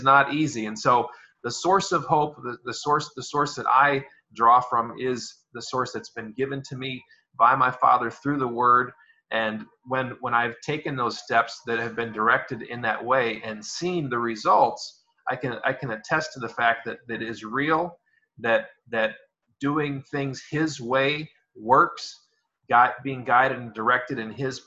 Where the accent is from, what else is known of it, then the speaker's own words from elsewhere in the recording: United States; moved away as an adult; now in American Samoa; But I am from the United States originally